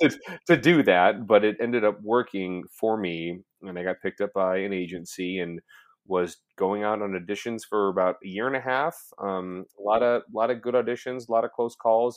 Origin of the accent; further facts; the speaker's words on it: Orange County, California, United States; I grew up in Orange County, California